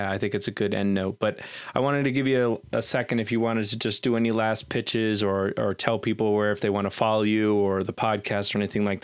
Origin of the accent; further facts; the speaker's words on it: Southern United States, United States; uh, growing up in the Bible Belt